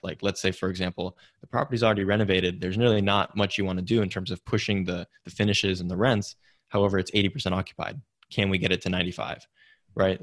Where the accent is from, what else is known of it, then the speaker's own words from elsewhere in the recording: Silicon Valley, California, United States; growing up in Silicon Valley